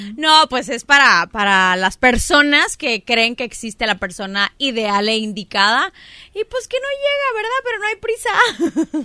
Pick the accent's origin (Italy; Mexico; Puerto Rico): Mexico; Culiacán, Sinaloa; moved away as an adult; also born or lived in Mexico City; Soy de Sinaloa, soy culichi. Eh, me voy a la Ciudad de México a estudiar mi carrera de actuación